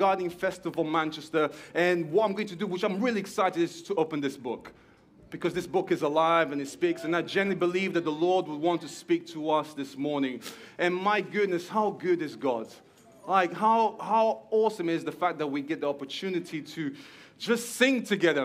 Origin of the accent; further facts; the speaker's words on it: Portugal; moved away as an adult; now in Stockport, United Kingdom; you can hear there's a little something in my accent, because there is that I am Portuguese. I was born in Portugal.